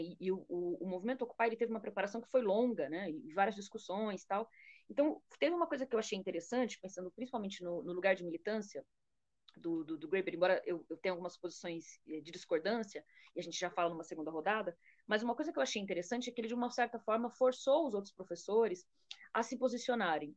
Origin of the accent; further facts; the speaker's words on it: Brazil; como brasileira